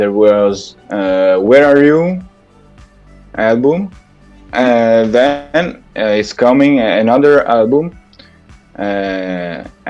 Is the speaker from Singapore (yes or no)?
no; Italy; I'm from Italy.